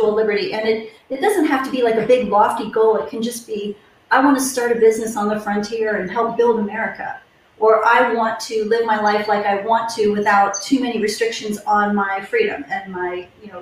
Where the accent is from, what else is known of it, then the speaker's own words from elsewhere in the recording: Ohio, United States; now in Wylie, United States; I grew up in Ohio